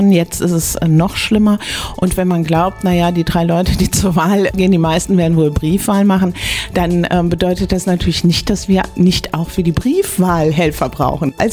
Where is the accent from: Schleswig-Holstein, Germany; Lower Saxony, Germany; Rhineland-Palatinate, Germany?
Rhineland-Palatinate, Germany; Bad Kreuznach; Also es ist meine Heimat hier, die Stadt